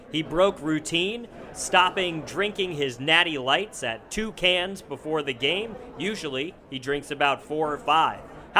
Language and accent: English; Serbia; Being in the bowling alleys as a kid when I come from Serbia, it was a nice treat to play the little arcade games